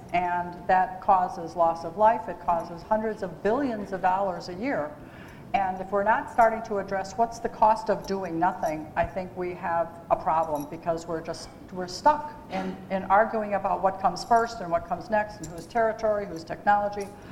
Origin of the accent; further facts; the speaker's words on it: Hagerstown, Maryland, United States; I'm from Hagerstown